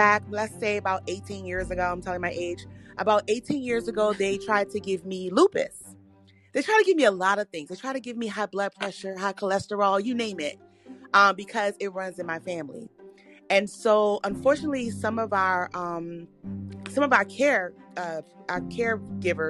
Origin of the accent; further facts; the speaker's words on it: Washington, District of Columbia, United States; also born or lived in rural North Carolina; now in North Carolina, United States; I'm originally from Washington, D.C.